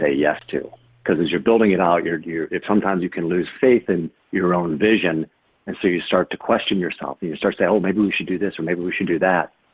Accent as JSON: {"language": "English", "town": "Fort Wayne", "region": "Indiana", "country": "United States", "tie": "born or raised there", "said": "growing up in Fort Wayne, Indiana"}